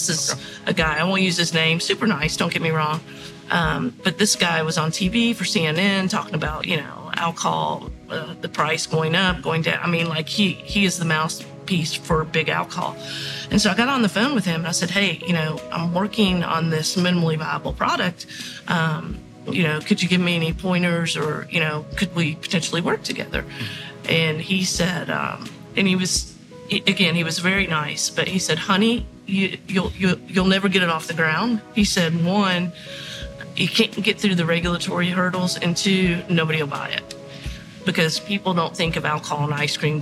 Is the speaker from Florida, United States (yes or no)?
no; Kentucky, United States; I'm originally from Kentucky, from mm-hmm. the Commonwealth of Kentucky